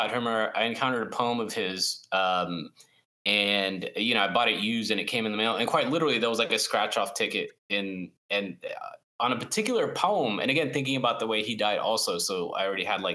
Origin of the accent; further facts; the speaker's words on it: South Florida, United States; growing up in South Florida